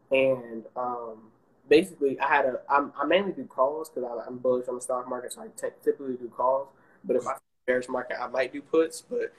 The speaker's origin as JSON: {"language": "English", "region": "Maryland", "country": "United States", "lives_now": "Atlanta, United States", "said": "I'm from Maryland."}